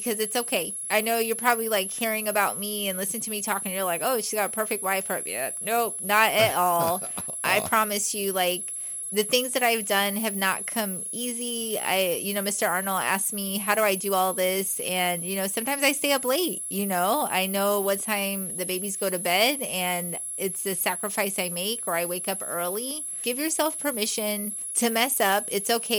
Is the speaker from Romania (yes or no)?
no; Guyana; first language English; now in United States; I was born in Guyana, South America